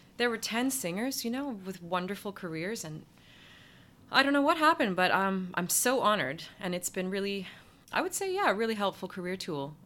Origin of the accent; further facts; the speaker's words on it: Ottawa, Ontario, Canada; moved away as an adult; also born or lived in New York; my hometown in Ottawa